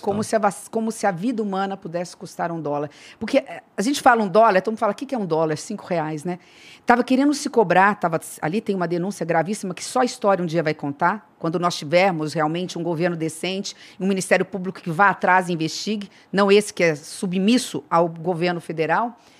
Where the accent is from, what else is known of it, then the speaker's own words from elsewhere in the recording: Três Lagoas, Mato Grosso do Sul, Brazil; Eu virei a primeira mulher prefeita da minha cidade natal, Três Lagoas, que é divisa aqui com o estado de São Paulo.